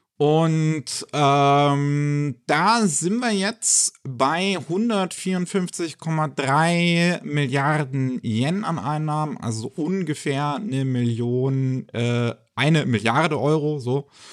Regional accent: Germany; bei uns in Deutschland

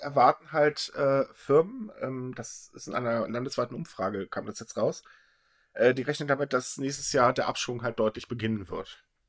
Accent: Germany; bei uns in Deutschland

